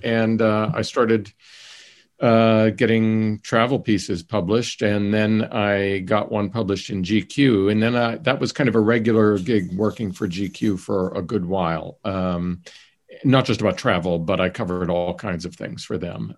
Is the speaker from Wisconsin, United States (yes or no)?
no; Johnstown, Pennsylvania, United States; moved away